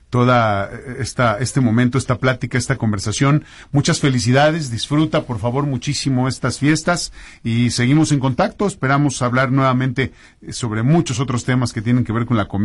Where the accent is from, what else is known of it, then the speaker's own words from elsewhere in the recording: Puebla, Mexico; Fíjate que nosotros somos poblanos